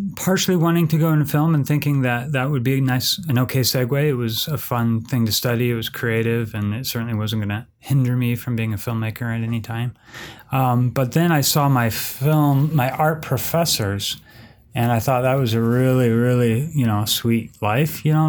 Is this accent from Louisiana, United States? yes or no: no; San Francisco, California, United States; now in Orem, United States; I'm originally from San Francisco, but I'm a, uh, film professor at Utah Valley University in Orem, Utah